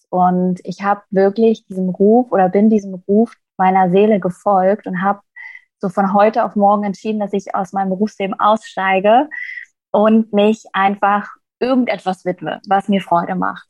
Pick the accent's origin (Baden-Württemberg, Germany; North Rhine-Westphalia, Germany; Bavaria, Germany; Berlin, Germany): Berlin, Germany; ich bin jetzt gerade in Berlin, ein Berliner Madel